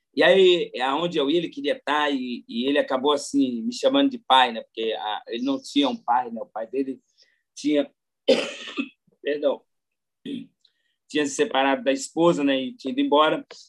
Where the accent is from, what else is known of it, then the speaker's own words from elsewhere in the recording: São Paulo, Brazil; also born or lived in Terra Boa, Paraná / Mauá; eu sou de São Paulo, né? Sou nascido no Paraná, criado em São Paulo. Nasci em Terra Boa, no Paraná.